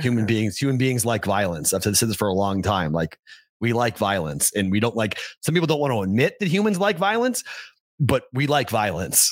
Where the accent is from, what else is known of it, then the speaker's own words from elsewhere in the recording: East Coast, United States; you and I both growing up on the East Coast